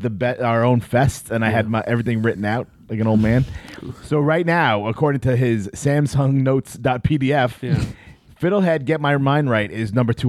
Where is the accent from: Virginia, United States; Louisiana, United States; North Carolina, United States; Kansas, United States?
Virginia, United States; Roanoke; my hometown, Roanoke, Virginia?